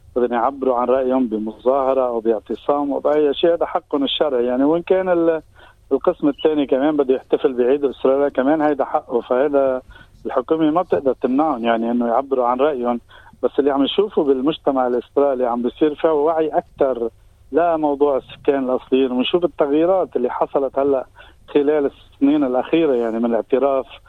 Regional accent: Lebanon; now in Australia; نحن كجالي لبناني كجالي عربي

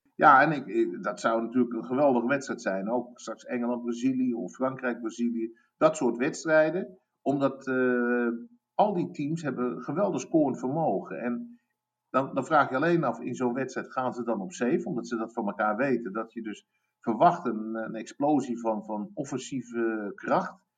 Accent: United States; moved away; Ik ben een half Amerikaan. Ehm, ik ben opgegroeid in Amerika.

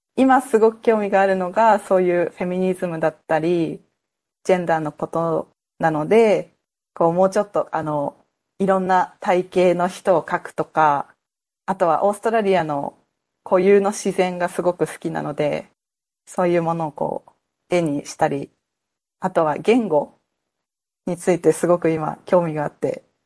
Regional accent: Tokyo, Japan; born or raised there; moved away as an adult; also born or lived in Tunisia; now in Australia

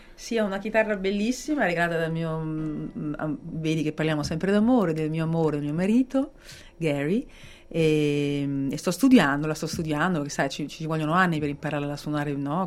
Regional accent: Italy; also born or lived in Australia; now in Sydney, Australia

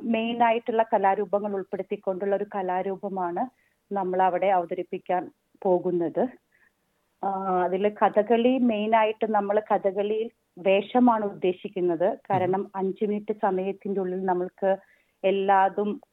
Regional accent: Kerala, India; now in Sydney, Australia; നമ്മളൊക്കെ നാട്ടിൽ ജനിച്ച് ആ കലകൾക്കിടയിലൂടെ നടന്ന് നടന്ന് വളർന്നു വന്ന ആൾക്കാരാണ് നമ്മളൊക്കെ

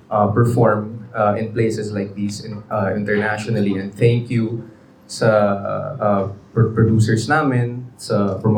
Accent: Cagayan de Oro, Northern Mindanao, Philippines; Tapos parehas kaming Bisaya. So, nung nag nakita kami, may Bisaya si Deka, taga, taga-asa ka. She's from Davao, I'm from CDO.

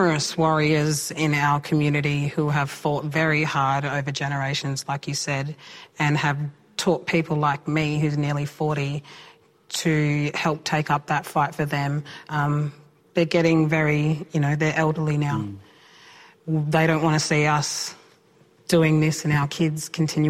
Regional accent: Point Pearce, South Australia, Australia; I was raised on Point Pierce Mission, one of the oldest missions here in South Australia

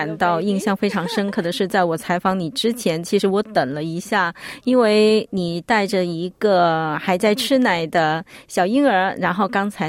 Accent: Canberra, Australian Capital Territory, Australia; also born or lived in Melbourne; 是的，在我出生以前，我的父母从香港移民到了墨尔本，后来我们全家搬到了堪培拉，在这里我很想了解我来自的文化

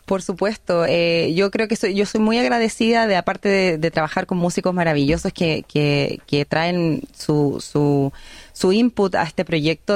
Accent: Chile; moved away as an adult; now in Australia; soy una artista chilena, pero que vive en, un país de habla inglesa

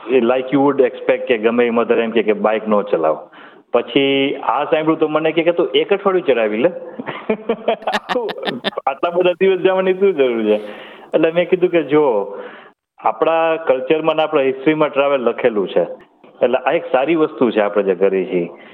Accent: India; હું પણ ઇન્ડિયન છું

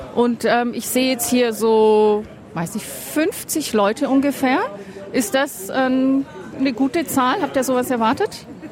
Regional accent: southwest Germany, Germany; moved away; da, wo ich herkomme, aus dem Südwesten

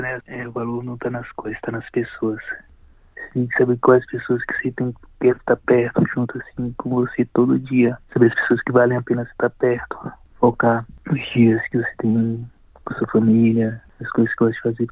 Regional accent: interior of Bahia, Brazil; moved away as an adult; also born or lived in São Paulo, Brazil; now in Melbourne, Australia; eu vivo fora da minha cidade natal desde os 20 e poucos anos de idade. Eu sou da Bahia, do interior da Bahia, e morei 10 anos em São Paulo antes de ir para a Austrália

